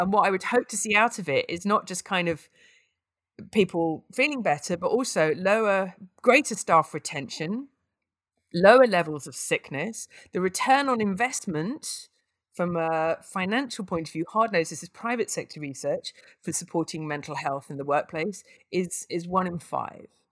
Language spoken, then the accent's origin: English; United Kingdom; I'm British